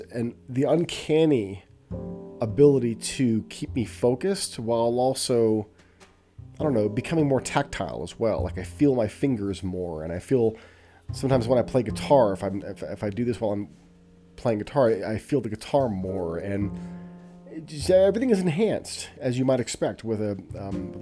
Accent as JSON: {"language": "English", "region": "Southern California", "country": "United States", "tie": "born or raised there", "said": "I was growing up in Southern California in a household with my mother and my twin brother and our dog Buster"}